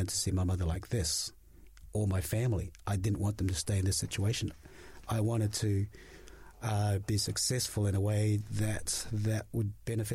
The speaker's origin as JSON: {"language": "English", "country": "Australia", "tie": "born or raised there", "also_born_or_lived": "Tonga", "moved": "yes", "lives_now": "New Zealand", "said": "I was born in Tonga, but went to Australia when I was about 7 years old, grew up there"}